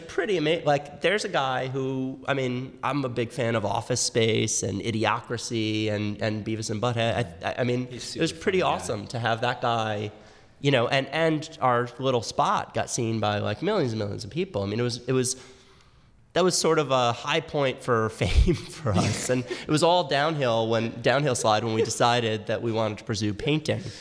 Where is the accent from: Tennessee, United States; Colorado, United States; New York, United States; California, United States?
New York, United States; New York City; I grew up in Manhattan